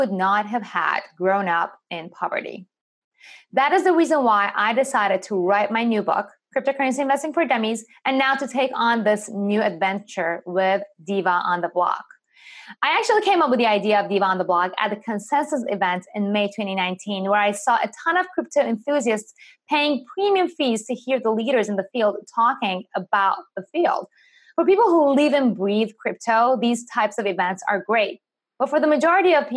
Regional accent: Iran; moved away; I'm actually originally from Iran

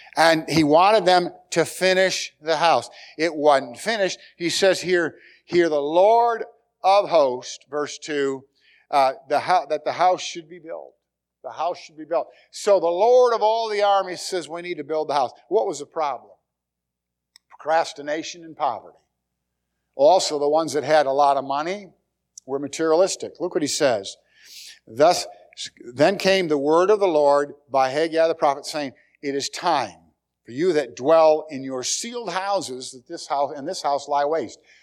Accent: United States

